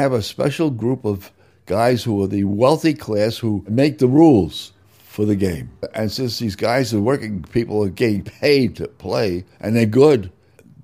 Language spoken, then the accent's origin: English; New York City, New York, United States; moved away as an adult; also born or lived in Worcester / Philippines; I grew up in New York City